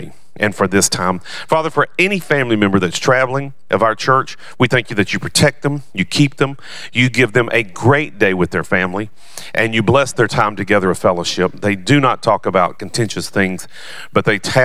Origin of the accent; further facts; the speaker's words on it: the South, United States; I'm from the South